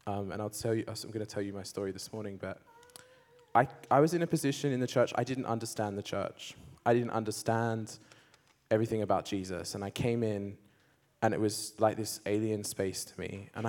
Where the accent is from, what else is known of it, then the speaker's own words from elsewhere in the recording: Australia; I grew up in Australia. I came out as gay at the age of 14. And I went to a kind of Christian school, but came from an agnostic household.